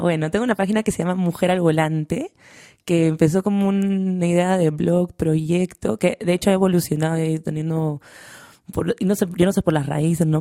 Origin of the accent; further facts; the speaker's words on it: Lima, Peru; moved away as an adult; now in Madrid, Spain; Yo cuando me fui de Lima